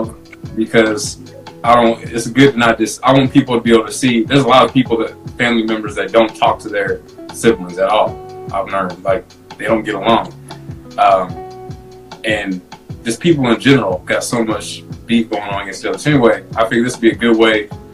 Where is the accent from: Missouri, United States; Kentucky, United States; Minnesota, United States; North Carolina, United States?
Missouri, United States; St. Louis; also born or lived in Germany; I was born in Germany, but we both grew up in St. Louis